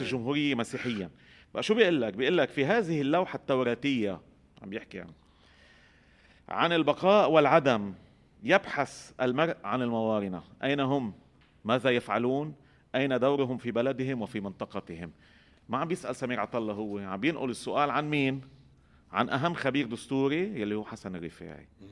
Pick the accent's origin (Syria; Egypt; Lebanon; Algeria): Lebanon; عندنا بلبنان